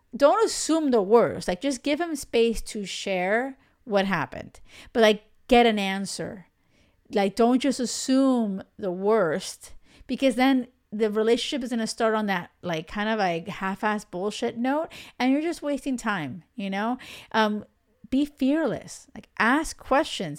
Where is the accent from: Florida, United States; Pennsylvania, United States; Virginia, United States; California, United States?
Florida, United States; Miami; moved away as an adult; now in Europe; I grew up in the States, in Miami